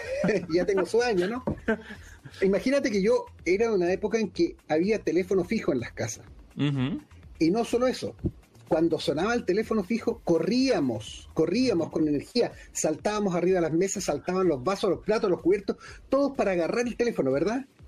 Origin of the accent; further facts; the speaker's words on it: Chile; accent: Chilean; now in London, United Kingdom; yo vivo en Londres eh, y soy chileno, por eso este, este, acento no me lo han sacado ni con otros cirujanos ya